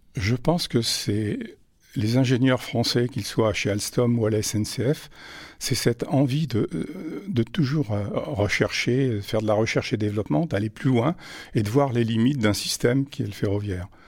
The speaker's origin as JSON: {"language": "French", "town": "Vichy", "region": "Auvergne-Rhône-Alpes", "country": "France", "also_born_or_lived": "Paris", "moved": "yes", "lives_now": "Clermont-Ferrand, France", "said": "je suis originaire de Vichy"}